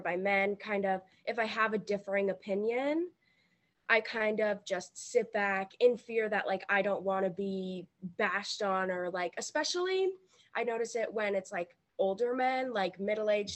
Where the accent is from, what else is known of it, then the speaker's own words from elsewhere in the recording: Virginia, United States; I'm 17 years old, and I'm from Virginia